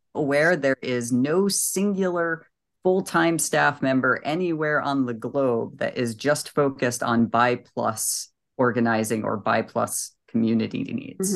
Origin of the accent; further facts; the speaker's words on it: New England, United States; I'm from New England and I speak very quickly.